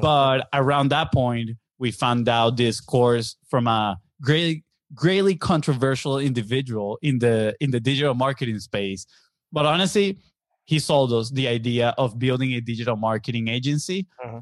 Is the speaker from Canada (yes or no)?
no; Venezuela; English is a second language; moved away as an adult; now in Florida, United States; We are from Venezuela in South America